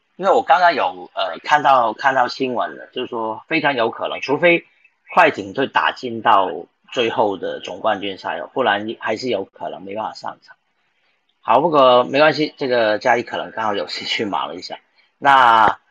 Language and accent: Chinese; Taiwan; 我们台湾人